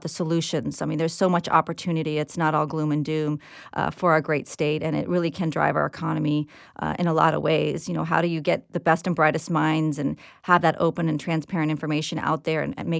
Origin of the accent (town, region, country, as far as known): Florida, United States; born or raised there; also born or lived in Washington, D.C.